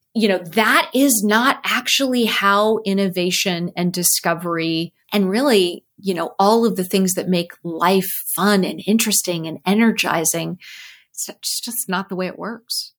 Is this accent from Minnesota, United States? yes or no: no; Cupertino, California, United States; So I grew up in Cupertino